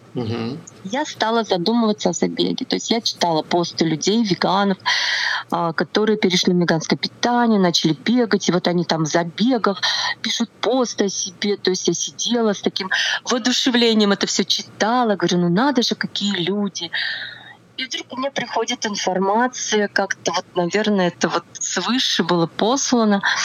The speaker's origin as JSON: {"language": "Russian", "town": "Nizhny Novgorod", "region": "Nizhny Novgorod Oblast", "country": "Russia", "tie": "born or raised there", "also_born_or_lived": "Tatarstan / Ivanovo", "moved": "as an adult", "lives_now": "Moscow, Russia", "said": "Я родилась в Татарстане, потом я переехала в Нижний Новгород, э, прожила я там все свое школьное детство."}